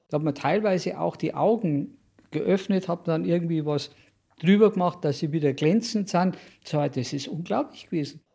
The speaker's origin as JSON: {"language": "German", "town": "Munich", "region": "Bavaria", "country": "Germany", "tie": "born or raised there", "said": "Ich bin in Obergiersing aufgewachsen"}